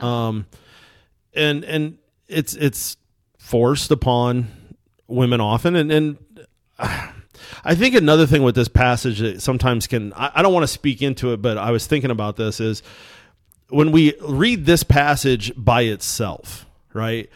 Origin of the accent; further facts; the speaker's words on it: United States; I'm American